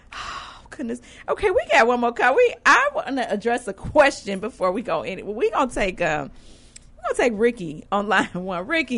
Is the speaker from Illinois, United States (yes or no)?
yes; Chicago, Illinois, United States; moved away as an adult; Being a native of Chicago, of course, I moved away for work.